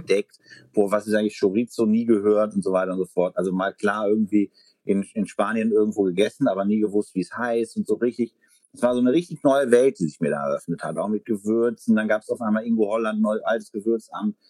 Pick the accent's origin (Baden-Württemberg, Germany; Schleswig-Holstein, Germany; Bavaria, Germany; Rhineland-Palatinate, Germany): Rhineland-Palatinate, Germany; Ahr Valley; now in Berlin, Germany; im Ahrtal, ähm, also meine Heimat